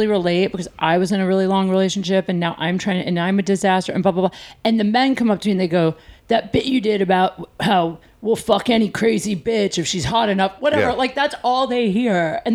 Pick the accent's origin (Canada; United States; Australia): United States; Ohio; moved away as an adult; now in Los Angeles, United States; I was born in Ohio